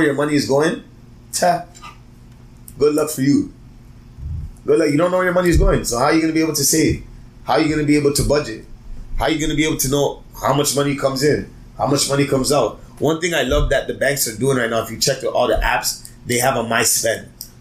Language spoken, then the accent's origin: English; Toronto, Ontario, Canada; I'm from Toronto.